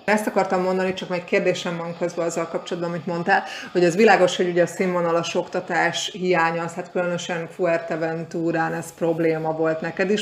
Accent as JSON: {"language": "Hungarian", "country": "Hungary", "moved": "as an adult", "lives_now": "Canary Islands, Spain", "said": "mi magyarként"}